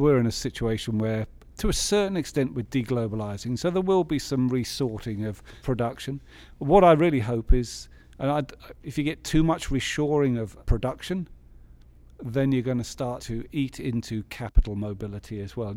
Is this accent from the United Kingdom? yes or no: yes; England, United Kingdom; as an English economist